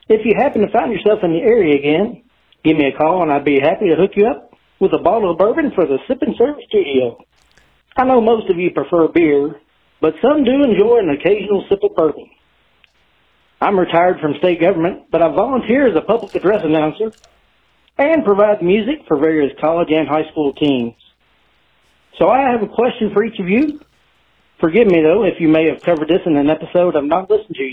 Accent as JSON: {"language": "English", "town": "Frankfort", "region": "Kentucky", "country": "United States", "tie": "born or raised there", "said": "my hometown, Frankfort, Kentucky"}